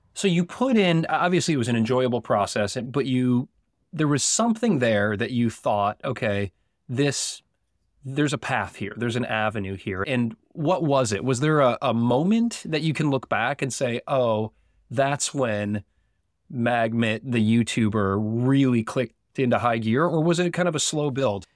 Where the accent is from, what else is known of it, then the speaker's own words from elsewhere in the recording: United States; accent: American; my American accent